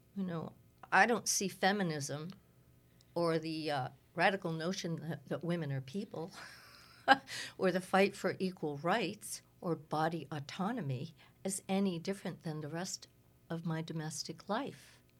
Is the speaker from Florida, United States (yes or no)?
no; Cape Ann, Massachusetts, United States; I was raised, uh, around a lot of Swedes on Cape Ann.